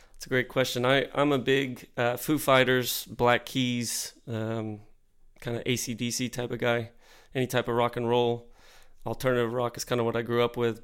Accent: Deer Park, Texas, United States; growing up in Deer Park on the southeast side of Houston

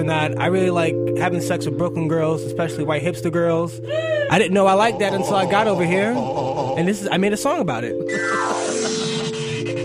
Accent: Panama; I'm not even black. I'm Panamanian

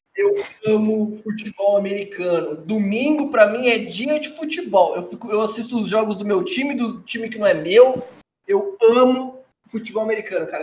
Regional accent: Brazil; a gente é brasileiro

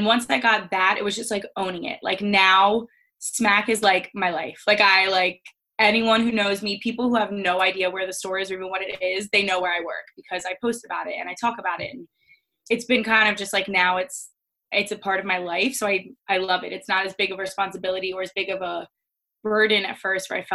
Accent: Delaware, United States; moved away as an adult; now in Philadelphia, United States; I'm from Delaware, so I'm an East Coast girl through and through.

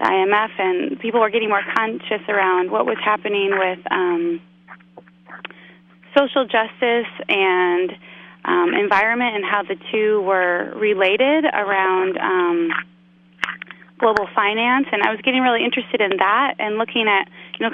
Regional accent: Chicago, Illinois, United States; now in Bay Area, United States; I was from Chicago

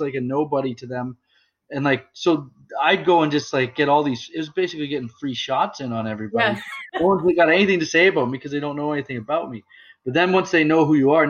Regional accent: Bracebridge, Ontario, Canada; I where I grew up in Bracebridge, I lived there for 13 years.

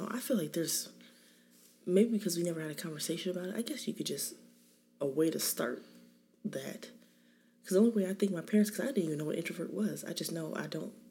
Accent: California, United States; I'm married. I have seven kids. Um, I'm from California. My parents still live there.

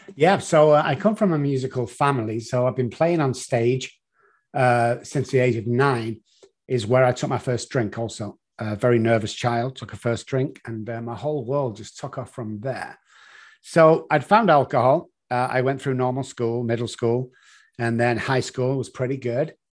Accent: Manchester, North West England, United Kingdom; moved away as an adult; now in San Antonio, United States; Originally, as you can tell from the accent, from Manchester in the United Kingdom

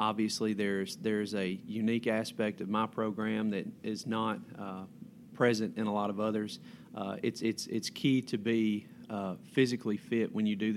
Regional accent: Prentiss County, Mississippi, United States; also born or lived in Jackson, Mississippi / Oxford, Mississippi; I'm a local boy. I grew up in Prentice County, went to high school at Wheeler High School

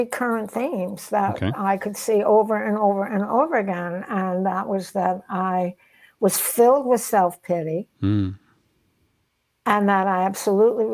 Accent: Nutley, New Jersey, United States; the way I grew up in Nutley, New Jersey in the 60s without a father

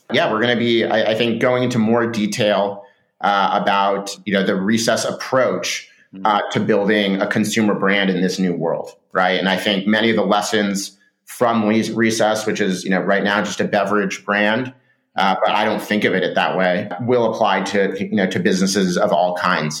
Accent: Laguna Beach, California, United States; moved away as an adult; also born or lived in San Francisco; I grew up in Southern California in a, in a, surf town called Laguna Beach

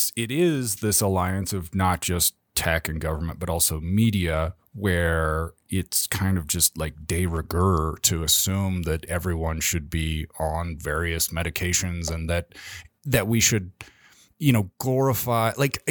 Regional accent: Menlo Park, California, United States; born there; That's why I was born in Menlo Park.

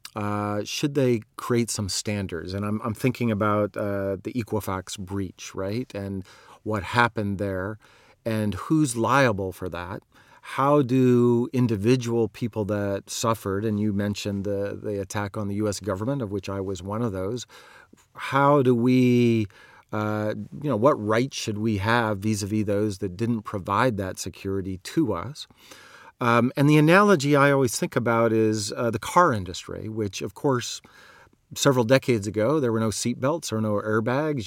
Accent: Montana, United States; I grew up in Montana

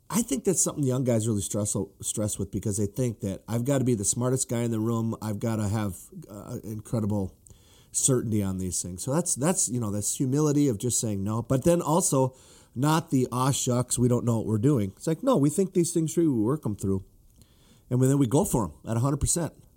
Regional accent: northern Minnesota, United States; I grew up, you know, in northern Minnesota

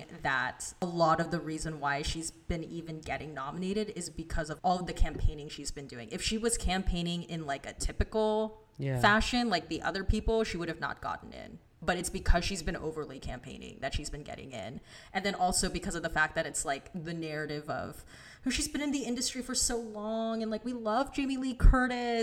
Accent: Philippines; I'm Filipino

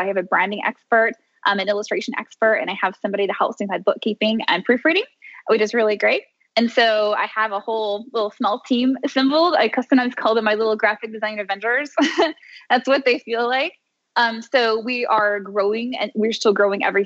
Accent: Tennessee, United States; now in Miami, United States; my hometown where I come from. I'm originally from Tennessee, even though I now live in Miami, Florida

